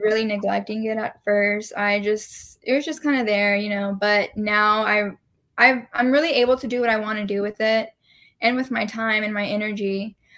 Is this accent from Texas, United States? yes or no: yes; Dallas, Texas, United States; also born or lived in San Marcos / Lubbock; I was born and raised in Dallas